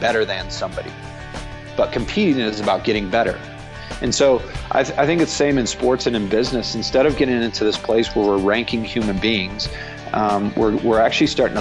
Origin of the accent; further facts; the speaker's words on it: Broken Arrow, Oklahoma, United States; moved away as an adult; also born or lived in Ireland / Colorado; I grew up playing soccer in Oklahoma. In a town called Broken Arrow.